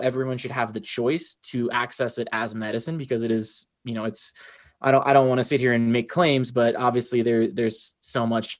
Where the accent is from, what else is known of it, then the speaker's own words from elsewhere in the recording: Roanoke, Virginia, United States; Born and bred in Roanoke, Virginia, which is a Southwest Virginia.